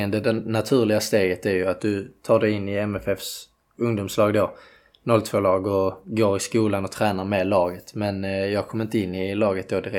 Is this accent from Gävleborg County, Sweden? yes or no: no; Landskrona, Skåne, Sweden; Eh, ja, det är ute i Borsthusen.